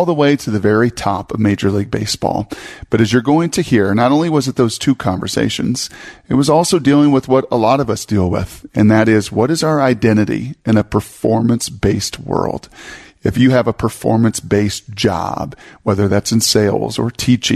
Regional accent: Puyallup, Washington, United States; growing up in Puyallup on the other side of the mountains

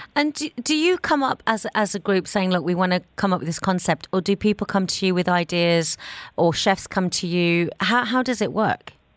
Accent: England, United Kingdom; moved away; I didn't even drink coffee growing up in England

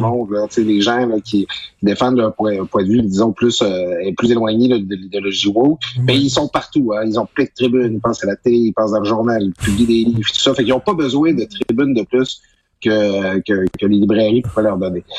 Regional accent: Quebec, Canada; moved away; ma région natale, du saguenay saint jean

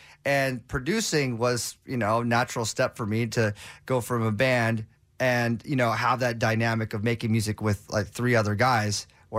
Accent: Los Angeles, California, United States; I grew up in Southern California in LA, so KROQ's like, that's the holy grail.

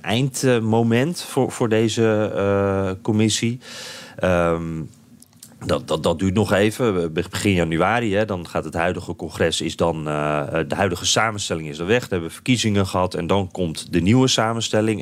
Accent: Netherlands; wij als Nederlanders

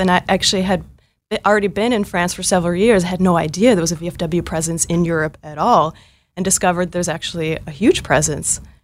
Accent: Northfield, Minnesota, United States; I'm originally from Northfield, Minnesota, uh, small town Minnesota of only fifteen thousand people

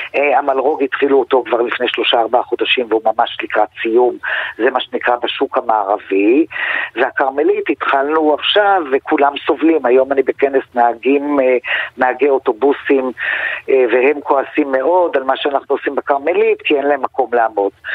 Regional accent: Tel Aviv, Tel Aviv District, Israel; גם אני תושבת תל אביב

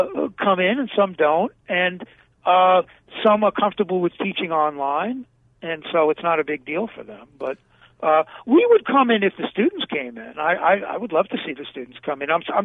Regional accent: New York City, New York, United States; now in Arizona, United States; Well, I grew up in Brooklyn.

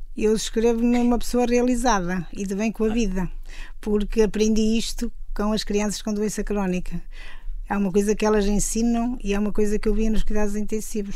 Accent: Mondim de Basto, Norte, Portugal; now in São Mamede de Infesta, Portugal; sou transmontana

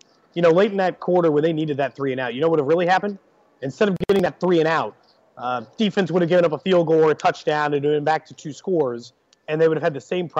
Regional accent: Kansas City, Missouri, United States; I'm from Kansas City. I was born there.

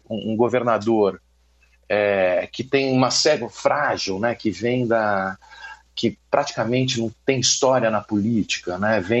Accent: São Paulo, Brazil; now in Rio de Janeiro, Brazil; como paulista que foi para o Rio escrever sobre a República, sobre as milícias

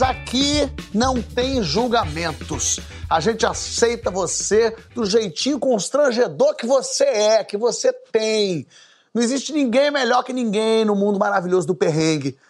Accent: Brazil; a gente é brasileiro

